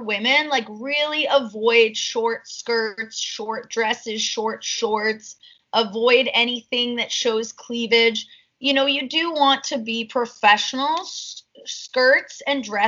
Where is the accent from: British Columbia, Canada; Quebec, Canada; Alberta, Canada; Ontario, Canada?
Ontario, Canada; Toronto; born and raised in Toronto, I studied business